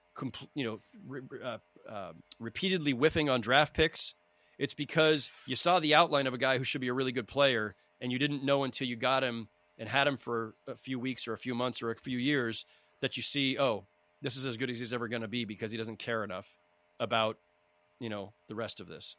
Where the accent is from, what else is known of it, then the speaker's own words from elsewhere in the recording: San Jose, California, United States; I grew up in San Jose, California, in the Bay Area